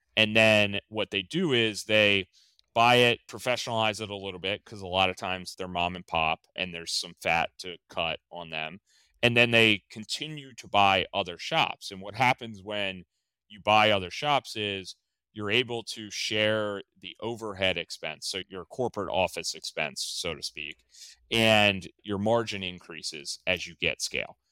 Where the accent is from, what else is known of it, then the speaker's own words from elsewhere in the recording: outside of Baltimore, Maryland, United States; moved away as an adult; also born or lived in western Pennsylvania; I grew up outside of Baltimore, I grew up in the country, kinda northwest of Baltimore.